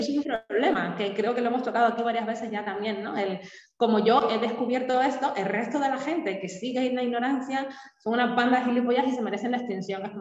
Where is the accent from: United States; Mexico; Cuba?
Cuba; born or raised there; now in Spain